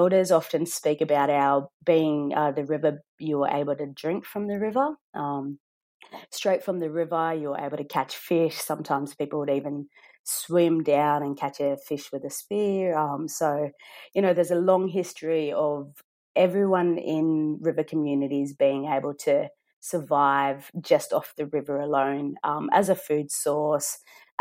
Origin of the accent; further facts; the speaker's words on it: Brewarrina, New South Wales, Australia; moved away; I'm from Brewarrina, so we've got the Baiame Nunu Gunya, the Brewarrina fish traps there, and I always remember being able to swim in those fish traps.